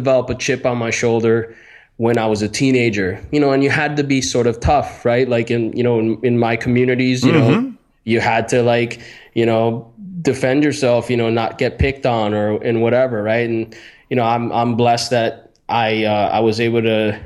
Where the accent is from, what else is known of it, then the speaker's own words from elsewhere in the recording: Miami, Florida, United States; I grew up in Miami, Florida